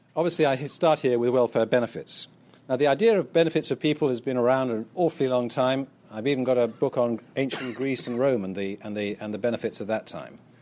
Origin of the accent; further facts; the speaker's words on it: United Kingdom; being proud of being British, which I certainly used to be